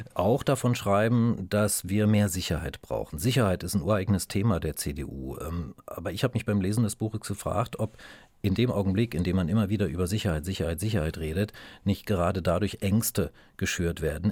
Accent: East Germany, Germany; Ich selbst bin Ostdeutscher

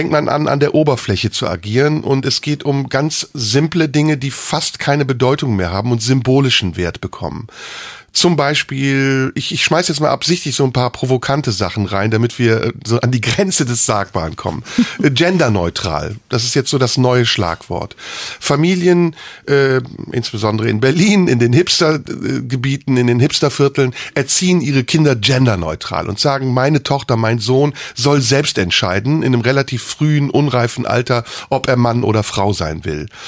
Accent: Turkey; first language Turkish; German is a second language; now in Germany; Natürlich bin ich Türke. In mir ist türkisches Blut, meine Eltern sind Türken, meine Muttersprache ist Türkin. Ich habe aber einen deutschen Pass.

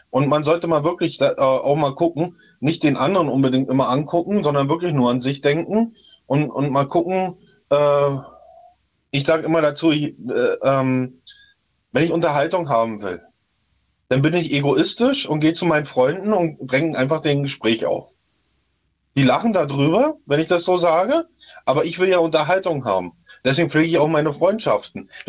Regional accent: Töplitz, Brandenburg, Germany; Und beim, in meinem Heimatdorf in Töplitz, äh, da wurden auch auf, äh, bei uns auf dem Dorfplatz

